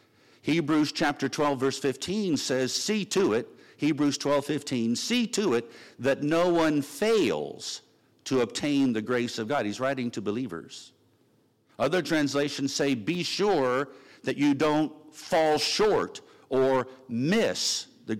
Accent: Virginia Beach, Virginia, United States; I'm from Virginia Beach

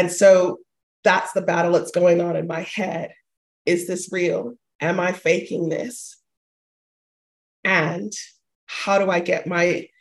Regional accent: Panama; I'm a Latina. I'm from Panama. And being raised within that culture

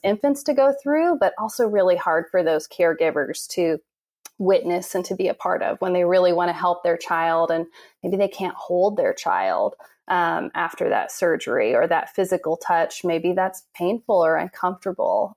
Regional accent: Noblesville, Indiana, United States; moved away as an adult; now in Nashville, United States; I'm from Noblesville, Indiana, originally

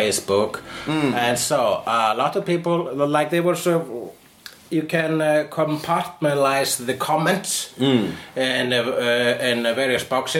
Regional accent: Iceland; I am Icelandic.

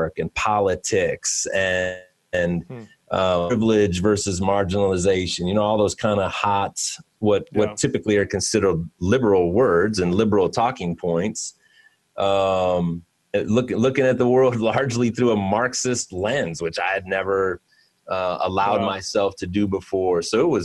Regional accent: Cleveland, Ohio, United States; I am from Cleveland and very much a city boy myself

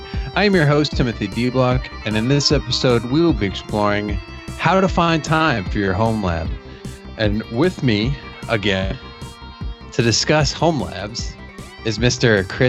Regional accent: Canada; you know I'm from Canada.

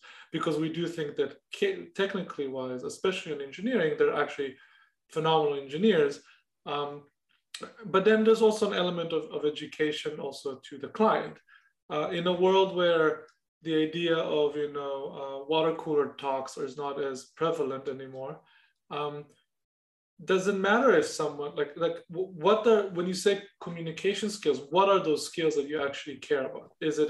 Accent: Israel; English is a second language; moved away; when I moved from Israel, that was non-existent, meaning I knew how to write and read English, obviously, and definitely speak English somewhat better than I speak Hebrew in some cases.

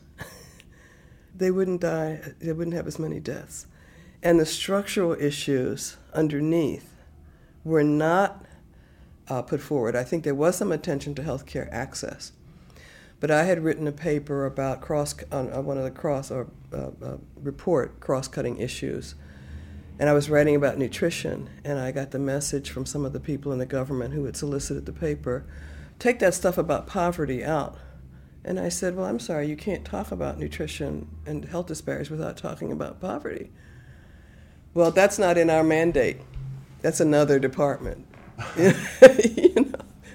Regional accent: Baltimore, Maryland, United States; when I was raised in Baltimore, it was segregated in the early part until 1964

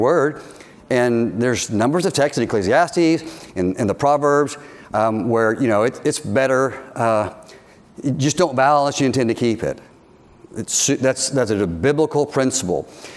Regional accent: United States; we're Americans

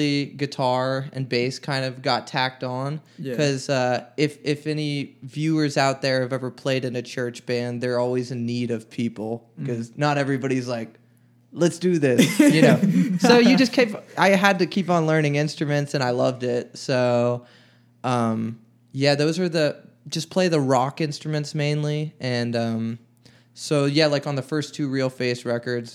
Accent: Beaver Falls, Pennsylvania, United States; now in Nashville, United States; I'm from the Pittsburgh area, little town called Beaver Falls

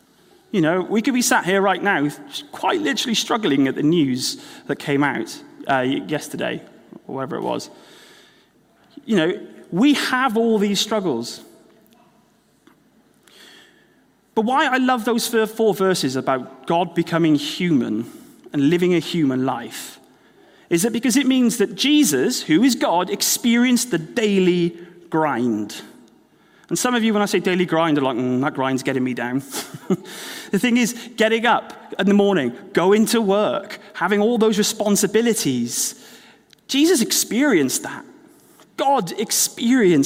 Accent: Wales, United Kingdom; moved away as an adult; now in Exeter, United Kingdom; Well, I grew up in Wales.

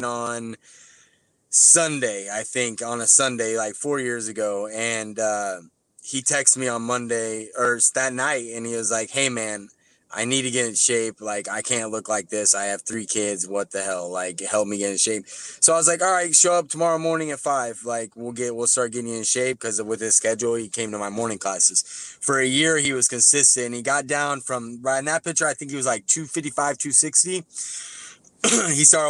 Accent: Nebraska City, Nebraska, United States; my hometown, Nebraska City, Nebraska

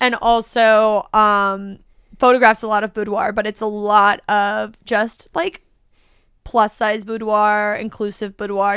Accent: United States; as an American

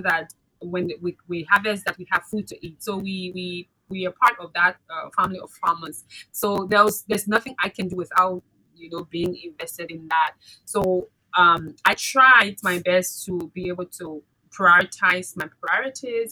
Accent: Liberia; my experiences from growing up in Liberia

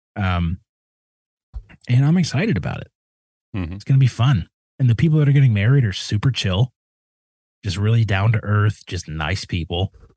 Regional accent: Midwest, United States; I'm a kid from the Midwest.

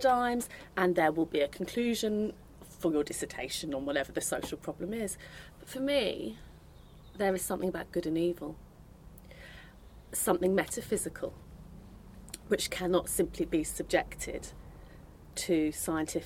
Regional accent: Ireland; I was born in Ireland

